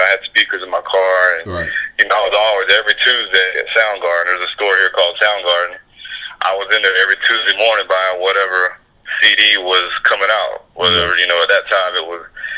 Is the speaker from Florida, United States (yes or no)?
yes; Palatka, Florida, United States; moved away as an adult; also born or lived in Jacksonville, Florida; I'm Putnam County, Palatka, Florida. You know, just an hour from there is pretty much, you know, the small town. You know, grew up a little country boy on a dirt road